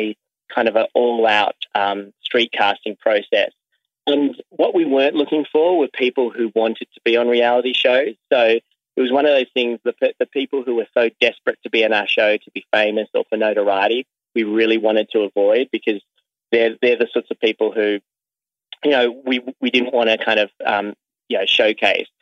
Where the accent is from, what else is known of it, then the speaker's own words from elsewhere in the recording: Sydney, New South Wales, Australia; as a kid growing up in Sydney, Australia